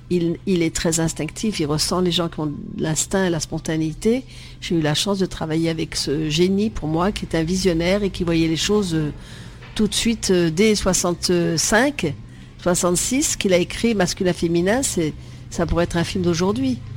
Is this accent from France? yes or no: no; Vietnam; ma vie avant Marie-Rose, c'est d'être euh, en Indochine où je suis née, au Vietnam, et j'ai eu la chance d'être sur une plantation de caoutchouc.